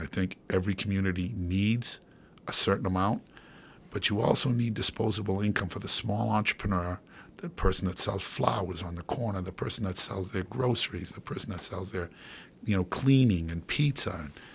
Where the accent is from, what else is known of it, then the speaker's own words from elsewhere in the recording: Boston, Massachusetts, United States; also born or lived in Chelmsford, Massachusetts; I'm born and raised in East Boston, moved out to Chelmsford, Mass